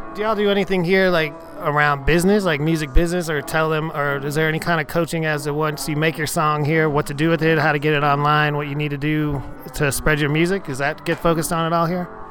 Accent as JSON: {"language": "English", "town": "Houston", "region": "Texas", "country": "United States", "said": "I, I come from Houston"}